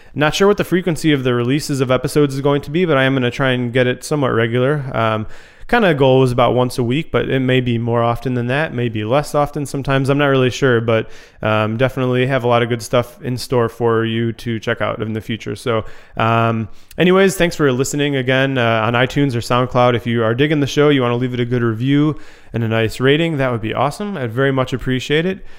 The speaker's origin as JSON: {"language": "English", "town": "Chicago", "region": "Illinois", "country": "United States", "tie": "born or raised there", "also_born_or_lived": "Grand Rapids, Michigan", "moved": "as an adult", "said": "growing up in the Chicago suburbs"}